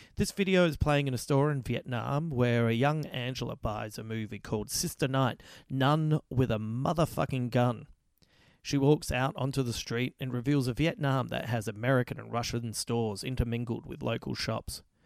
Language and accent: English; Adelaide, South Australia, Australia; I come from Adelaide